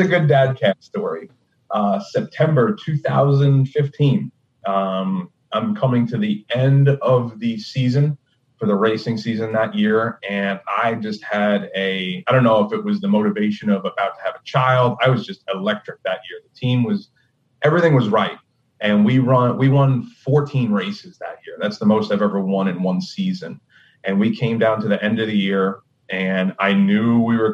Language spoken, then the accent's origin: English; Long Island, New York, United States; moved away as an adult; now in Raleigh, United States; I was made in New York. I spent the better part of my life up there on Long Island, the eastern end of Long Island, out towards like the potato farms